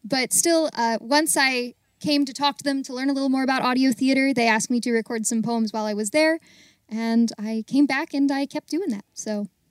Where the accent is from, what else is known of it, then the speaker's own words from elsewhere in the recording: Baltimore, Maryland, United States; also born or lived in Greensburg, Pennsylvania; I'm from Baltimore, and I'm currently living in Baltimore